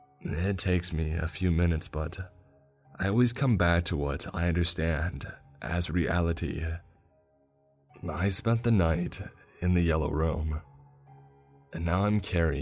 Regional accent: Brooklyn, New York, United States; I'm from Brooklyn. I used to think these summers there were hot, but this was something else.

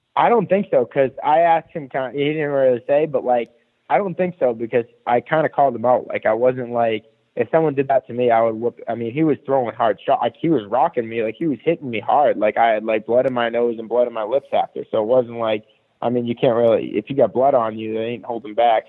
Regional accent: Boston, Massachusetts, United States; moved away as an adult; also born or lived in Providence, Rhode Island; I grew up in Boston until I was 20.

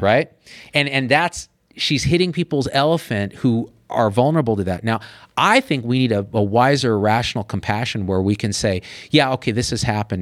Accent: Clovis, California, United States; moved away as an adult; also born or lived in Berkeley, California / San Francisco, California; I was always the other in Clovis, California

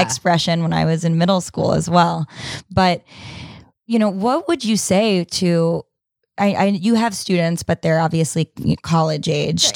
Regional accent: New York, United States; when I was, uh, thirteen, fourteen, growing up in New York

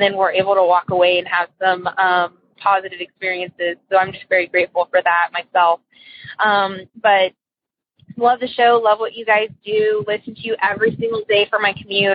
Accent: Texas, United States; also born or lived in Hawaii; I'm from Texas, and um, I used to live in Hawaii.

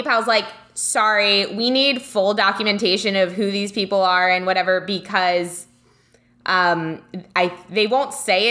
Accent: United States; I was from America

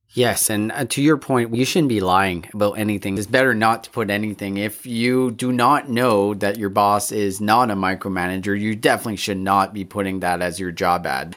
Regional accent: Canada; all three of us, we're, we grew up in Canada

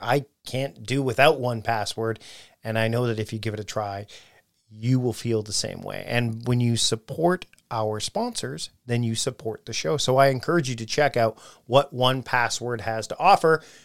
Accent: Canada; I'm his Canadian cousin

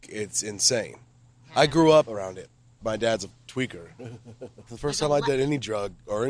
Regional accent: Iowa, United States; So I'm from Iowa. Perry is where I live currently, and it's like fucking tweaker fucking city, bro.

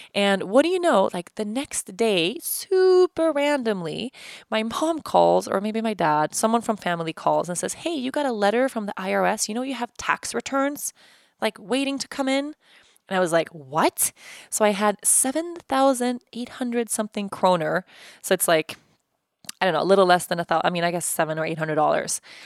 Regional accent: Stockholm, Stockholm County, Sweden; moved away as an adult; also born or lived in Uppsala / Costa Rica; I moved from Uppsala to Stockholm

